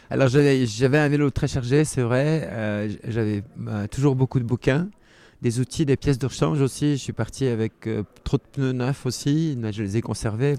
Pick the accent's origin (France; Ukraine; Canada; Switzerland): Switzerland; Geneva; je suis né en 1960 à Genève, donc je suis suisse.